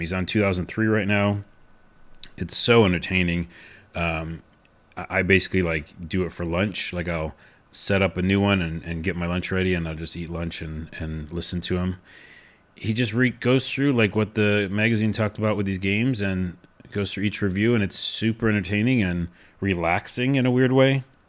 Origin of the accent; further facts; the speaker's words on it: New York City, New York, United States; moved away; also born or lived in West Coast; I'm from New York originally.